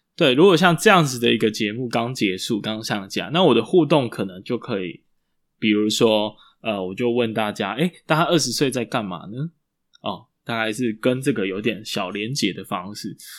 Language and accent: Chinese; Taiwan; 我们台湾人